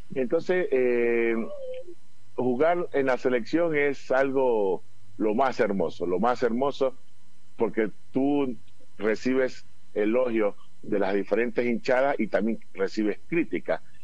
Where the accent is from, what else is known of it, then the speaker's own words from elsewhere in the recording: Ecuador; Como todo ecuatoriano